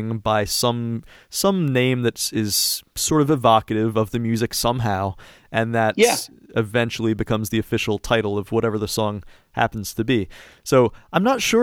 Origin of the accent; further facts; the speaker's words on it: DC suburbs, East Coast, United States; moved away as an adult; now in California, United States; I grew up on the East Coast in like the DC suburbs. Just moved out here a few years ago